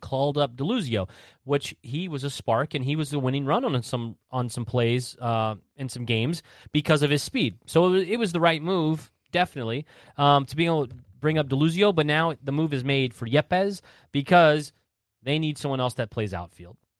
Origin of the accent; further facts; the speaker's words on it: Southern Indiana, United States; I grew up in Southern Indiana, so it, everyone's a Hoosier